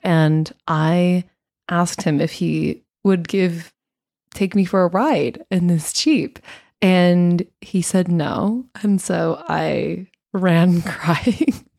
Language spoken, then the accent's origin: English; United States; being an American